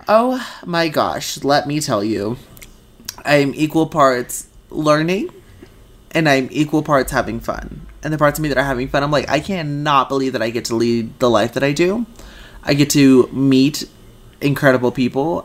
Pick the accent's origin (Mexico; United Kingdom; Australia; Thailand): Mexico; moved away; the neighborhood that I grew up in in Mexico